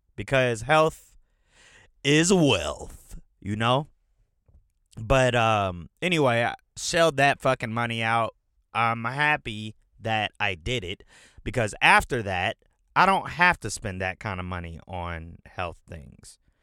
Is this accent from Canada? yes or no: no; Atlanta, Georgia, United States; also born or lived in Detroit, Michigan; I've been in Atlanta since I was nine years old